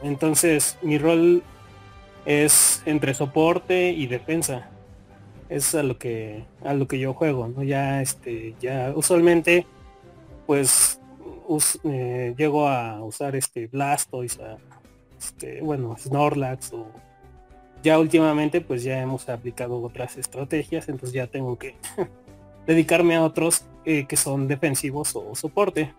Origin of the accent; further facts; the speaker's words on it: Mexico; soy, soy de, soy de México